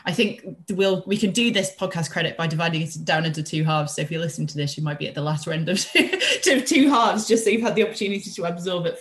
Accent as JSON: {"language": "English", "region": "Yorkshire and the Humber", "country": "United Kingdom", "said": "I'm a Yorkshire girl"}